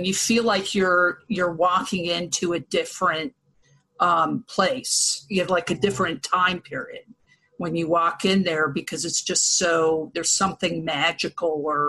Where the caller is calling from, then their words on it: Massachusetts, United States; also born or lived in Columbus, Ohio; Well, I'm in Massachusetts right now, but I spent 20 years living in Ohio. So in Columbus.